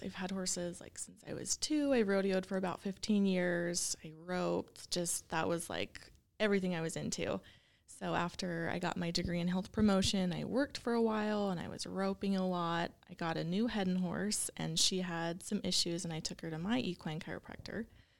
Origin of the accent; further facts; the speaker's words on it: Clinton, Utah, United States; also born or lived in Dallas; Yes, I'm actually just from Clinton. So super close. I lived there my whole life. You know, went to Syracuse High and then attended Weber State for my undergrad.